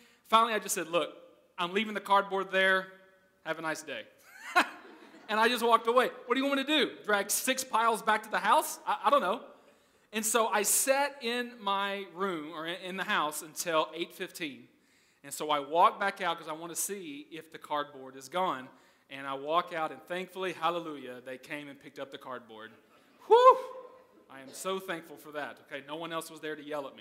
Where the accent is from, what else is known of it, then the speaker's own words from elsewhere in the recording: United States; moved away as an adult; now in Netherlands; I'm American